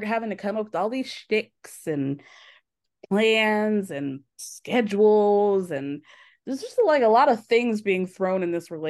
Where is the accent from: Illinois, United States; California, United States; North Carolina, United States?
Illinois, United States; I was born in Illinois